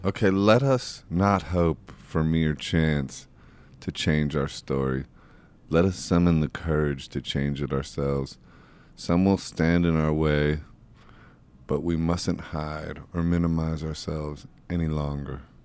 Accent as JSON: {"language": "English", "town": "Akron", "region": "Ohio", "country": "United States", "said": "I'm from Akron, Ohio"}